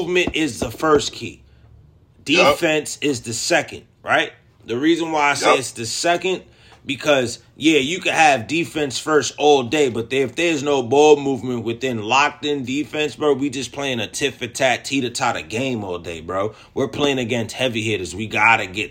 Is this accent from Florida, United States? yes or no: no; New York, United States; I'm from New York, so I understand his lingo